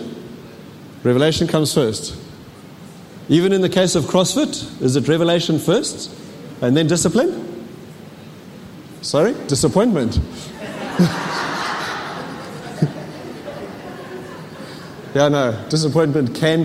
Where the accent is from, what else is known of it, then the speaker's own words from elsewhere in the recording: KwaZulu-Natal, South Africa; moved away; I was born in Natal, reborn in Natal in 1985